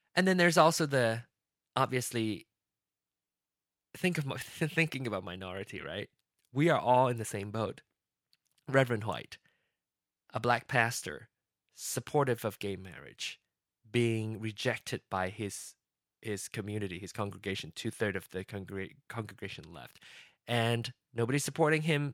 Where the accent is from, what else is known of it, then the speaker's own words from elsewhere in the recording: Malaysia; moved away as an adult; now in United States; place of birth is is Malaysia, but my home country is going to be be uh, the U.S.